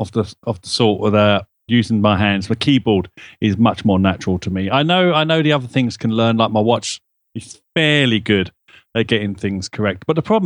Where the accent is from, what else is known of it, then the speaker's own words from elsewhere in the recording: London, United Kingdom; accent: Cockney; I'm a Cockney, I drop my H's everywhere.